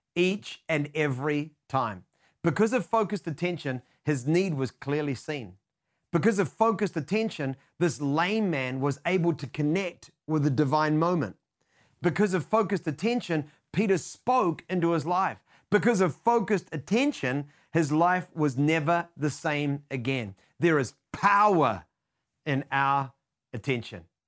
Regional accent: New Zealand; being a Kiwi, known for our tendency towards being hesitant and reserved

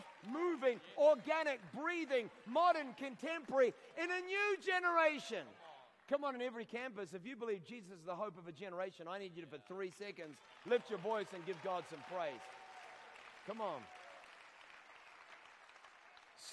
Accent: Scotland, United Kingdom; I'm Scottish. You can tell by the hair.

